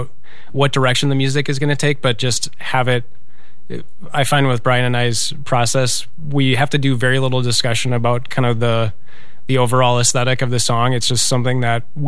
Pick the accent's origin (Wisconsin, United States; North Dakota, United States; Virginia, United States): Wisconsin, United States; Eau Claire; now in Minneapolis, United States; I grew up in Eau Claire